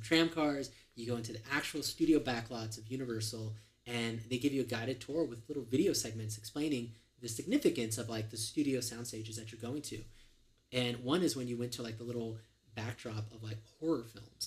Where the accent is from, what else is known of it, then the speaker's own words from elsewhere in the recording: California, United States; I grew up in California